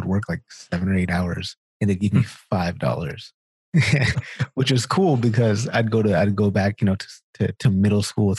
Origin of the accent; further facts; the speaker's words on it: Sacramento, California, United States; moved away as an adult; now in Winnipeg, Canada; So I'm from Sacramento, California.